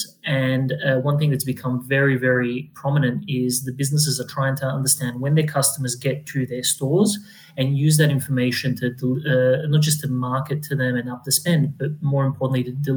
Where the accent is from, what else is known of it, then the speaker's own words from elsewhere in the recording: Adelaide, South Australia, Australia; moved away; also born or lived in Europe; I grew up in Adelaide